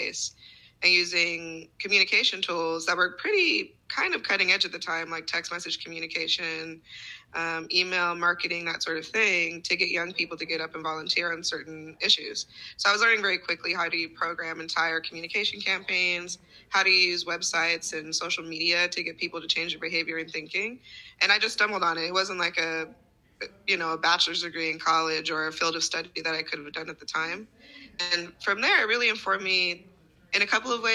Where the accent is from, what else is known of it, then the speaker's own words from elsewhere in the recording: Ogden, Utah, United States; now in New York City, United States; I grew up in Ogden, Utah